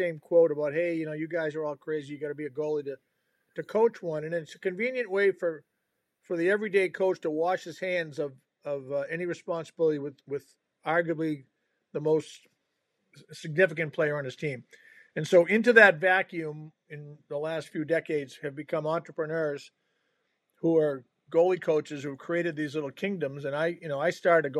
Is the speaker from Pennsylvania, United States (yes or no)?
no; Boston, Massachusetts, United States; I grew up in the Boston area